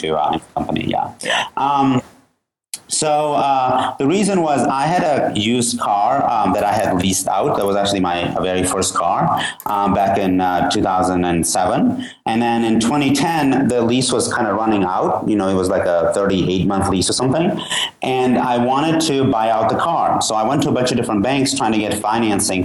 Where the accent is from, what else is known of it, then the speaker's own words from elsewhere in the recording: Georgia; now in United States; I'm originally from Georgia, the country